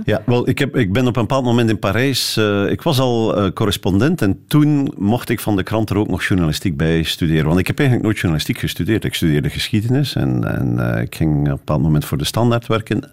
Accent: Bruges, Flanders, Belgium; ik, ik groeide dus op in Brugge die laatste jaren van mijn humaniora

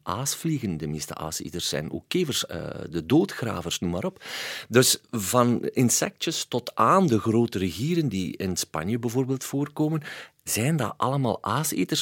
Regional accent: Waasland, Flanders, Belgium; ik kom van het Waasland

